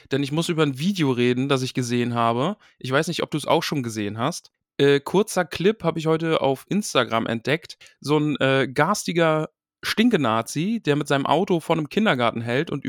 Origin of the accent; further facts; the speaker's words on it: East Germany, Germany; Also ich bin ja selbst aus dem Osten und bin dann weggezogen.